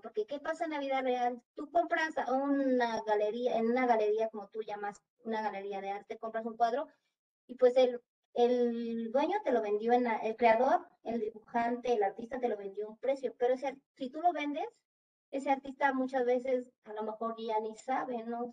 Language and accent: Spanish; Mexico; los que somos aquí de México